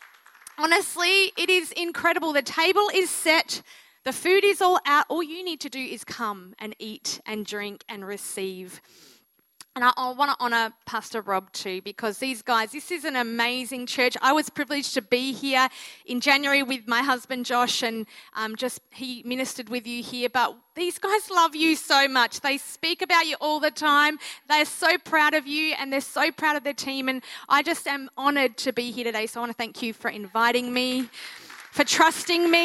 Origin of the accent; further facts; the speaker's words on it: Mildura, Victoria, Australia; I am a country girl at heart. I grew up in Mildura, Victoria